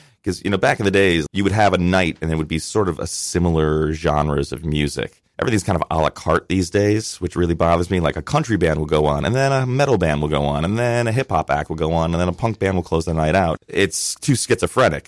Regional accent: Westchester County, New York, United States; I grew up in Westchester County

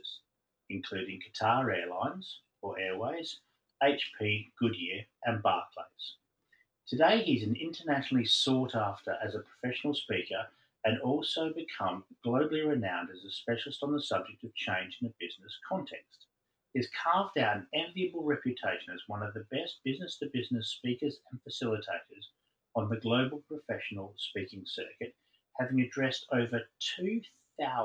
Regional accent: Perth, Western Australia, Australia; I grew up in Perth, so just across the water from you there

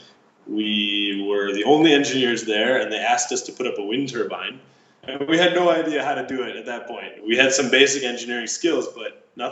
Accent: Chicago, Illinois, United States; moved away; also born or lived in Masdar, United Arab Emirates; I'm from Chicago.

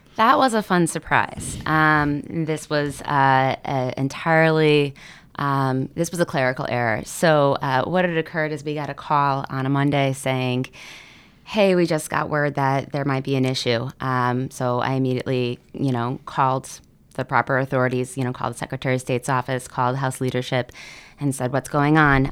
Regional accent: Seymour, Connecticut, United States; I'm a Valley person. Um, I grew up in Seymour.

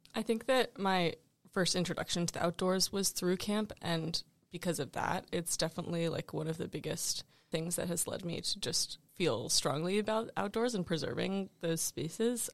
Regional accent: Richmond, Virginia, United States; I'm from Richmond, Virginia

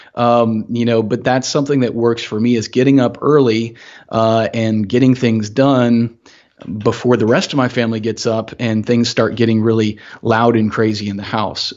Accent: Augusta, Georgia, United States; growing up in Augusta, um, fairly small city

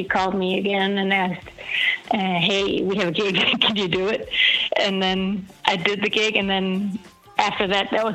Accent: Denmark; I grew up in Denmark in the countryside

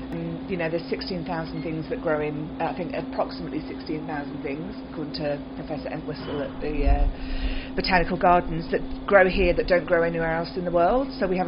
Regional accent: West Country, South West England, United Kingdom; moved away as an adult; now in Australia; I grew up in the West Country in the UK, which is a bit OOR, combine harvester, and cider and scrumpy.

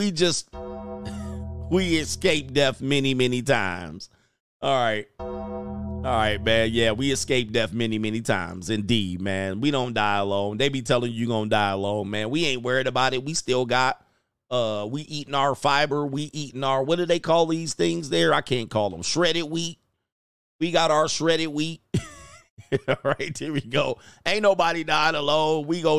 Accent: West Coast, United States; I grew up on the West Coast. I lived everywhere, by the way.

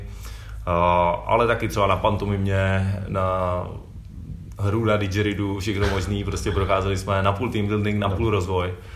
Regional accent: Prague, Czechia; já jsem z Modřán

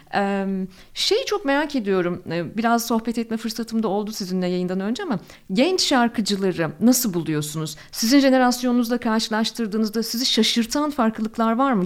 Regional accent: Ankara, Turkey; moved away as an adult; also born or lived in Istanbul; Ben çok tipik bir Ankaralıyım

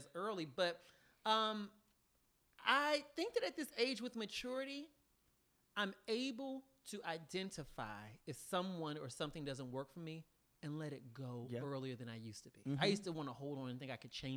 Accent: the South, United States; I'm from the South

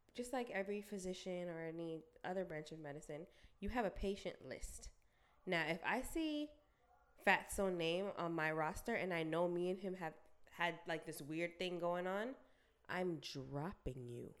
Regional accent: Jamaica; I'm Jamaican

